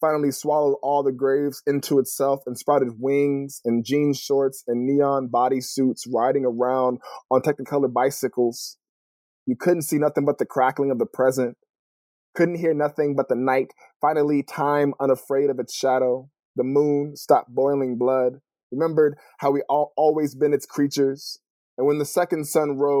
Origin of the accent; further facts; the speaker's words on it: California, United States; moved away as an adult; also born or lived in Los Angeles, California / Connecticut / Boston / Detroit; now in Portland, United States; I grew up in California